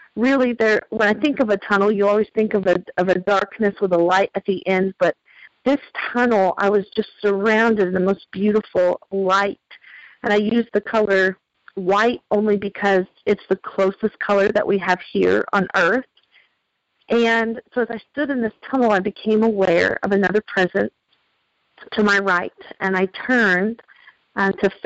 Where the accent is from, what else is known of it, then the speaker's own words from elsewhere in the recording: the Bible Belt, United States; I was raised in the Bible Belt